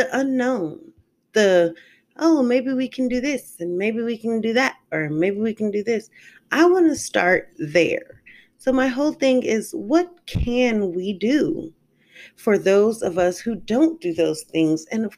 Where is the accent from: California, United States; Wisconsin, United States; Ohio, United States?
California, United States; moved away as an adult; also born or lived in St. Louis, Missouri; now in Decatur, United States; I am a California girl. I moved from California about 6 to 7 years ago